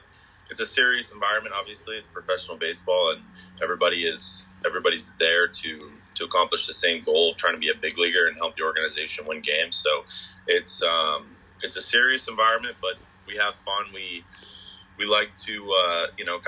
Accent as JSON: {"language": "English", "town": "Bangor", "region": "Maine", "country": "United States", "tie": "born or raised there", "said": "I'm a local kid. I grew up in the Bangor, Maine area"}